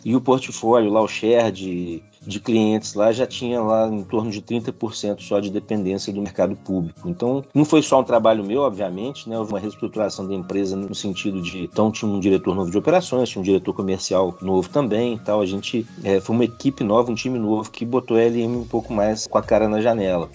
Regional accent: Nova Lima, Minas Gerais, Brazil; sou natural de Nova Lima

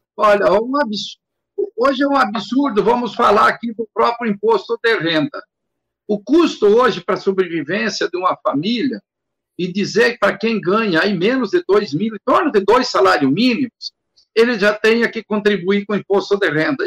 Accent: Rio Grande do Sul, Brazil; moved away as an adult; also born or lived in Paraná; now in Mato Grosso, Brazil; saí do Rio Grande do Sul em 79, com 21 anos, vim para o Paraná, fiquei sete anos no Paraná

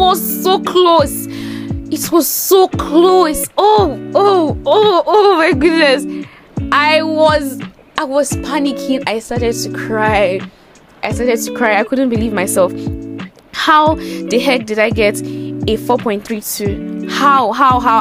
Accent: Nigeria; also born or lived in Lagos / Ota, Ogun State; I'm a Nigerian, and I reside in Lagos

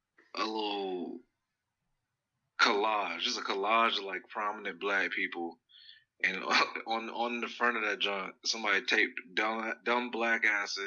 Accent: New Jersey, United States; Yeah, I'm from Jersey, but I'm in the South now.

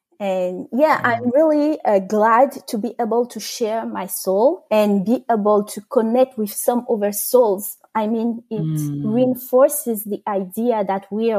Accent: France; first language French; English is a second language; So first, like you said, I am French. My first language is French. And I wanted to improve my English by writing in English.

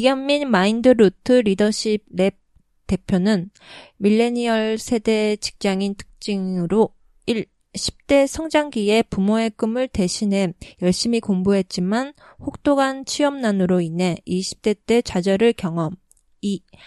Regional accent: Japan; also born or lived in Korea; 韓国生まれ、日本育ち

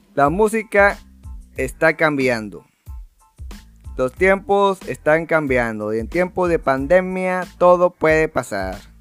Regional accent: Valle Hermoso, Tamaulipas, Mexico; somos de México

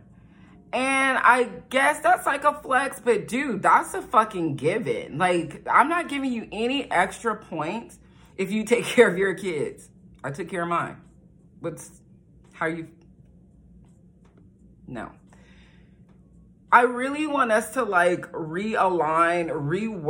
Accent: United States; I'm black from America

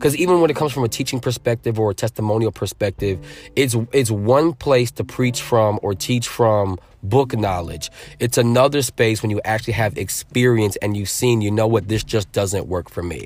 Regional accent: Norwich, Connecticut, United States; also born or lived in New Britain, Connecticut; now in Atlanta, United States; Raised in the Norwich, New London area, and, uh, we left in two thousand, so I've been in Atlanta for twenty years

